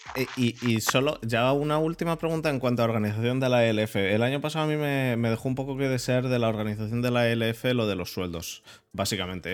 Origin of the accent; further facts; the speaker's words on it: Madrid, Community of Madrid, Spain; yo también soy de Madrid